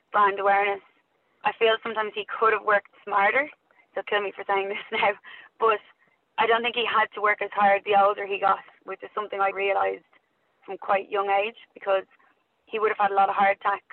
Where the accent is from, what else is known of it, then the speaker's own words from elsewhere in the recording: Dublin, Leinster, Ireland; also born or lived in Australia / New Zealand; I grew up in Loughlinstown in South Dublin, so stayed there most of my life